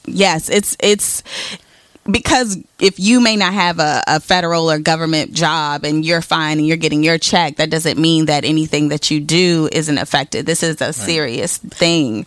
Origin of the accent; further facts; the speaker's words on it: Indiana, United States; I'm from Indiana, so I grew up two hours away from Chicago